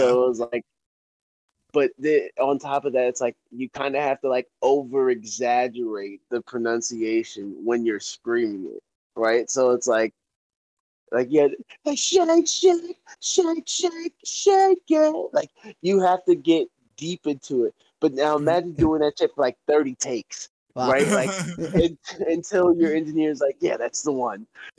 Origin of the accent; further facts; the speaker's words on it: North Florida, United States; also born or lived in Japan / Bowie, Maryland / Virginia / Tampa, Florida; I'm from North Florida